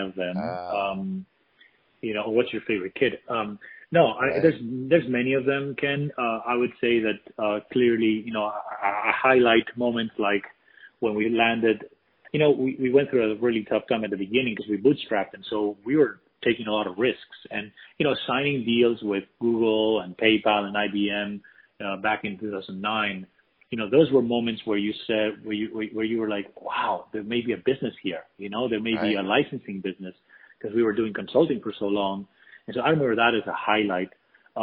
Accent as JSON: {"language": "English", "country": "Spain", "moved": "yes", "lives_now": "United States", "said": "I'm actually from Spain originally, although I've been here for many years."}